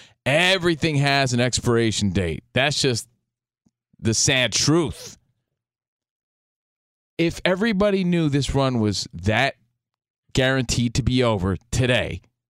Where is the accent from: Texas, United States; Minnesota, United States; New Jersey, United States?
New Jersey, United States; Yo, I'm from New Jersey. Born and raised.